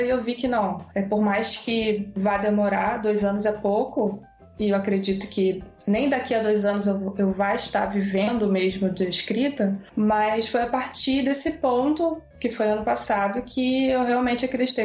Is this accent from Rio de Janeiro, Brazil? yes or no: yes; Maricá, Rio de Janeiro, Brazil; E eu sou do Rio de Janeiro, de Maricá, ou seja, eu moro assim no interiorzão, praia.